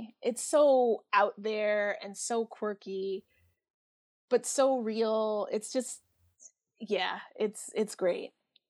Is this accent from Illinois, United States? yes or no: no; New York, United States; as a New Yorker living out here, I kind of really gravitate towards stories about New York, regardless of the time period.